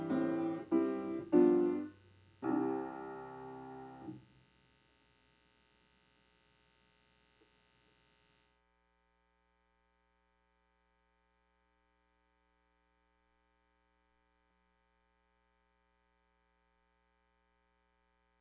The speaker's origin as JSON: {"language": "English", "area": "just outside of Chicago", "region": "Illinois", "country": "United States", "said": "I'm from Illinois, just outside of Chicago"}